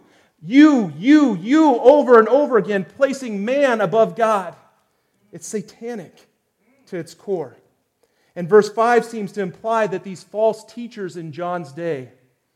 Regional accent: United States; as Americans

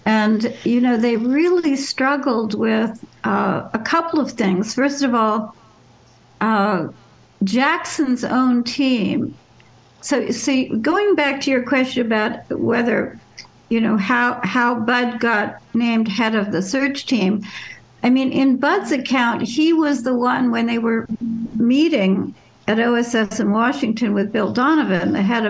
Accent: Paris, Île-de-France, France; born there; also born or lived in Germany; So they moved to Paris about a month before I was born. I was born in Paris. Two of my three younger brothers were born in France as well.

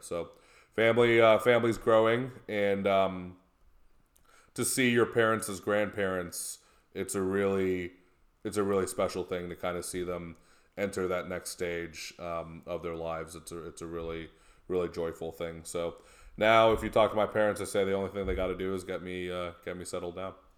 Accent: Naperville, Illinois, United States; also born or lived in United Kingdom; Naperville, right? Like, pretty idyllic, very nice place to grow up

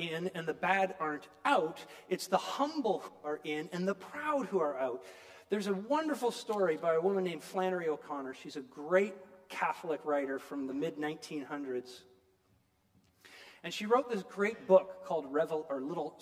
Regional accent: Niagara, Ontario, Canada; moved away; I grew up in Niagara, okay? I escaped Niagara

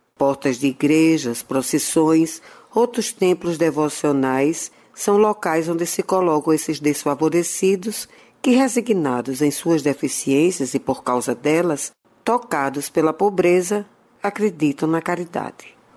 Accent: Natal, Rio Grande do Norte, Brazil; Na minha adolescência em Natal, quando estava em casa dos meus avós maternos

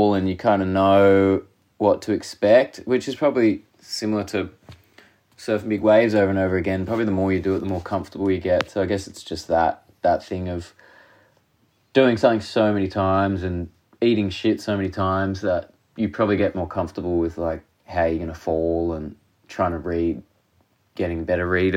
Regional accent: Tasmania, Australia; I'm from Tasmania. I grew up with all my friends surfing it.

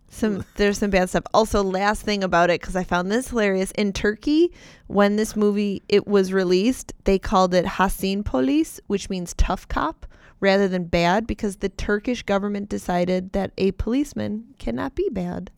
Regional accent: West Seneca, New York, United States; I grew up in West Seneca.

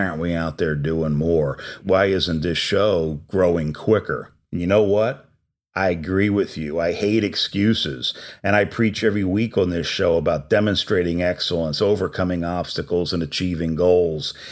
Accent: New Jersey, United States; I'm an Italian from New Jersey

